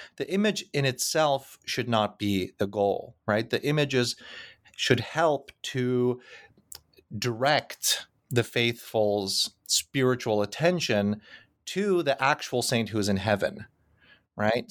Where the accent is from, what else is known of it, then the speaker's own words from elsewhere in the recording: Krakow, Lesser Poland, Poland; moved away; the fields outside of Krakow, which happens to be my hometown.